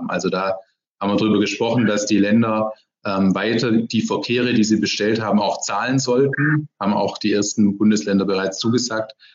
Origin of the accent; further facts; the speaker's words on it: Ludwigsburg, Baden-Württemberg, Germany; Deshalb bin ich jetzt heute auch in Ludwigsburg, in meinem Heimatort im Wahlkreis.